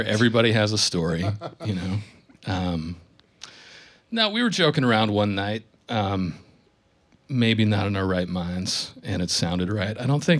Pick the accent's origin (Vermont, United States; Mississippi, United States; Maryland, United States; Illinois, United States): Vermont, United States; north of Burlington; moved away as an adult; also born or lived in Boston / New York; So I grew up north of Burlington in a tiny little town. Got out of here as soon as I could, and moved around a little bit.